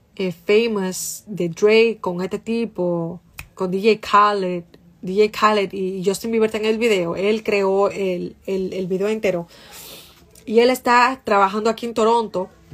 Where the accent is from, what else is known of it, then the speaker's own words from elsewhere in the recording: Santo Domingo Este, Distrito Nacional, Dominican Republic; now in Boston, United States; yo estaba como en séptimo de primaria y yo estaba de camino para mi casa en, la onza. ¡Oh! La onza y la onza tomaba como dos horas, para yo, dos horas, una hora y pico, para llegar a los mameyes desde la independencia